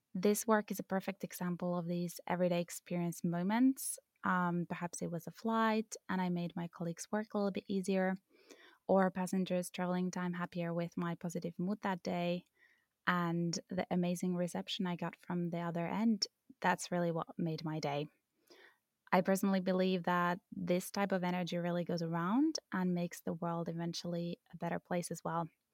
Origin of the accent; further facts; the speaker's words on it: Finland; I come from Finland